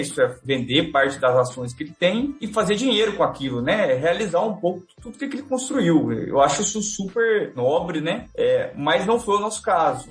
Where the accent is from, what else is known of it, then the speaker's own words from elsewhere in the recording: Minas Gerais, Brazil; como bons mineiros